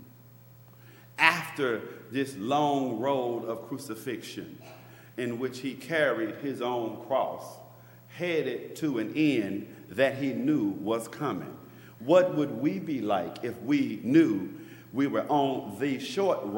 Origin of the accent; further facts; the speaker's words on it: Memphis, Tennessee, United States; now in Maryland, United States; I'm from Memphis, Tennessee, the South